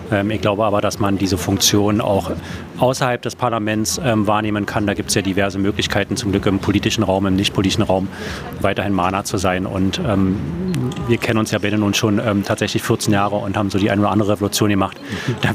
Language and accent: German; Berlin, Germany; Das ist meine Stadt hier, das ist meine Heimat, das ist meine, äh, meine Hut. Ähm, so, ich liebe diese Stadt.